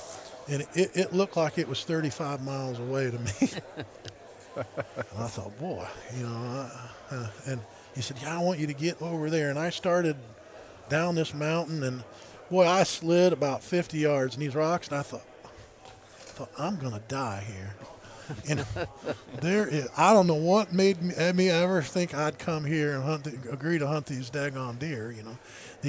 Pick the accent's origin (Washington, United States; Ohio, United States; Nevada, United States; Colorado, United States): Ohio, United States; Warsaw; Is a coon hunting kid growing up in Warsaw, Ohio, that I just could have never imagined being there or doing those type of things.